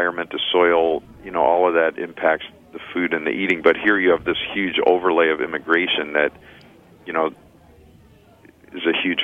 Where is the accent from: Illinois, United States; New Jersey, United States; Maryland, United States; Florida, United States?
Illinois, United States; Chicago; now in Ann Arbor, United States; I grew up in Chicago